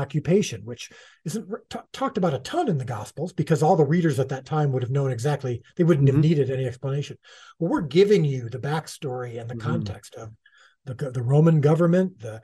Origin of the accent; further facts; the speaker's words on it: United States; as an American Gentile